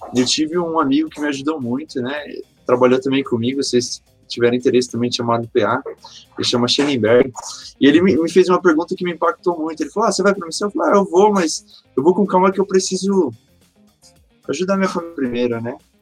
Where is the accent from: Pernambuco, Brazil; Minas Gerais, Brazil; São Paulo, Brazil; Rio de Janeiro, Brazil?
São Paulo, Brazil; Mauá; also born or lived in São Bernardo do Campo, São Paulo; eu sou nascido aqui em Mauá, São Paulo